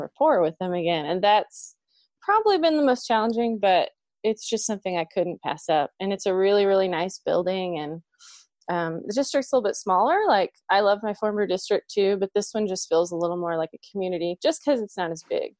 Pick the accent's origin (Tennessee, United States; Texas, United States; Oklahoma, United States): Oklahoma, United States; I'm from Oklahoma